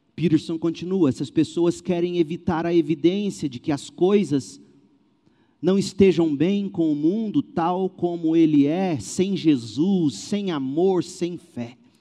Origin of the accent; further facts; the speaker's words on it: Brazil; nós brasileiros